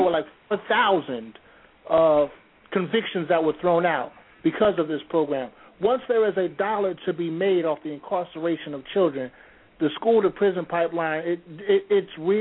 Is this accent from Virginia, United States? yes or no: no; Trenton, New Jersey, United States; I grew up in Trenton, New Jersey, and I went to Trenton High School